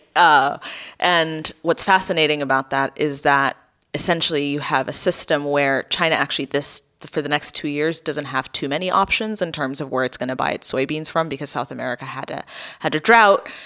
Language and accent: English; Ethiopia; I grew up in Ethiopia in the eighties